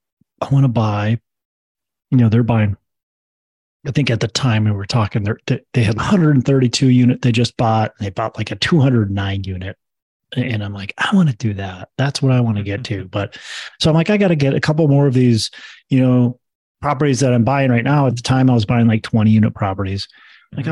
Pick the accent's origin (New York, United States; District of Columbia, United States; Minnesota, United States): Minnesota, United States; I was born and raised in Minnesota, still actually live in Minnesota.